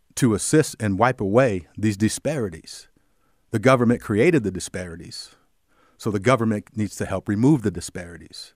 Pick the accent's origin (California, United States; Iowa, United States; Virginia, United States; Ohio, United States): Iowa, United States; Cedar Rapids; I grew up in Cedar Rapids. I'm a native